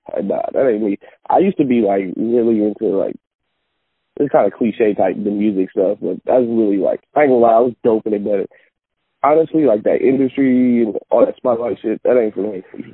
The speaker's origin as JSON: {"language": "English", "area": "Bay Area", "region": "California", "country": "United States", "moved": "as an adult", "lives_now": "Sacramento, United States", "said": "Right now I'm in Sacramento. I'm from the Bay Area."}